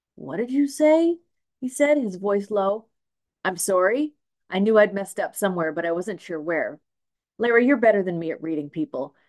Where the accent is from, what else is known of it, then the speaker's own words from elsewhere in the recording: Smithers, British Columbia, Canada; now in Nanaimo, Canada; I grew up in Smithers